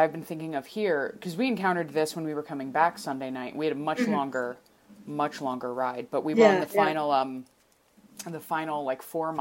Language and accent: English; New Jersey, United States; moved away as an adult; now in Portland, United States; I'm from New Jersey